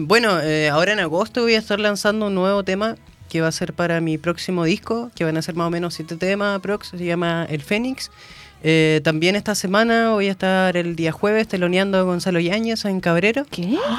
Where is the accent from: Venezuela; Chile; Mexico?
Chile; Coelemu, Ñuble; moved away as an adult; now in Concepción, Chile; yo soy de Coelemo. Eh, de Ñuble